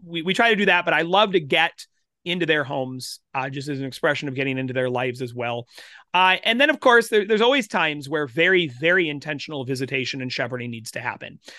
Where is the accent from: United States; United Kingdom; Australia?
United States; South Central Minnesota; now in Winchester, Kansas, United States; I grew up in South Central Minnesota. Grew up in a rural, uh, community